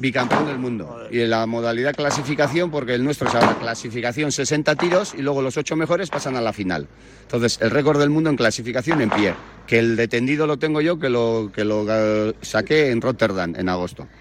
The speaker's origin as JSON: {"language": "Spanish", "town": "Ondarroa", "region": "Basque Country", "country": "Spain", "tie": "born or raised there", "said": "soy de Ondarroa, un pueblo pequeño, tenía por ahí el monte, vertederos, latas de tomate"}